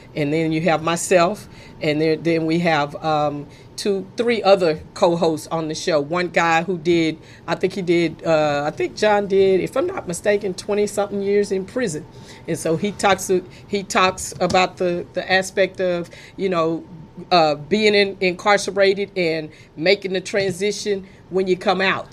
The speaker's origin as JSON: {"language": "English", "town": "Fort Worth", "region": "Texas", "country": "United States", "tie": "born or raised there", "said": "I grew up in Fort Worth, born and raised pretty much, went to high school there"}